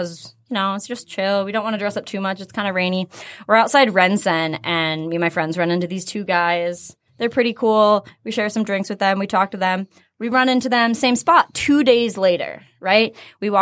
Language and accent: English; Michigan, United States; I'm just one of those people who loves my home state so much